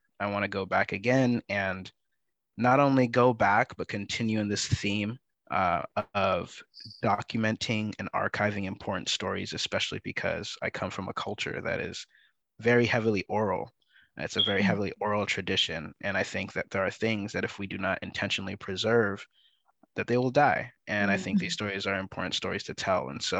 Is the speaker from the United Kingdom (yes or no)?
no; California, United States; also born or lived in Canada / Sierra Leone; I'm originally from Sierra Leone, West Africa. So my parents immigrated from Sierra Leone to Canada prior to my birth, and that's where I was born. And then I was raised in the Bay Area, California, and an assortment of other places. I consider myself a multi-local.